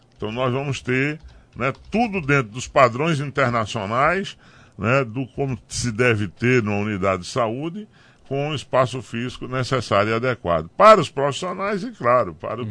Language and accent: Portuguese; Tabira, Pernambuco, Brazil; also born or lived in Carnaíba; Eu nasci lá ali em Tabira Morei muito tempo no Jiquiri, na Carnaúba